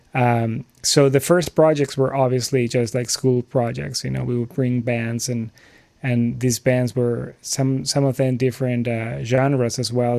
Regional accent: Lima, Peru; moved away; I'm originally from Lima, Peru

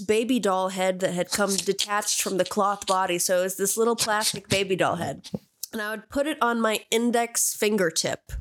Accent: Barahac area, Connecticut, United States; born or raised there

